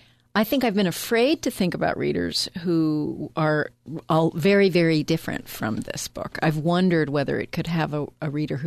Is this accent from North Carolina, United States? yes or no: yes; North Carolina, United States; Nevertheless, it's a lot like the area where I grew up in North Carolina.